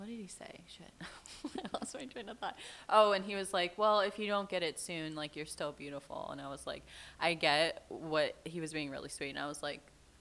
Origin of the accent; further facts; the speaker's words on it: Florida, United States; now in Nashville, United States; I grew up in Florida